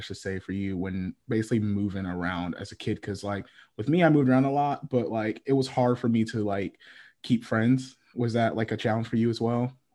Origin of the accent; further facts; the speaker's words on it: Fayetteville, North Carolina, United States; also born or lived in Connecticut; I was born in Connecticut and lived there till I was 12 and then been North Carolina ever since and I'm still here now, repping for Fayetteville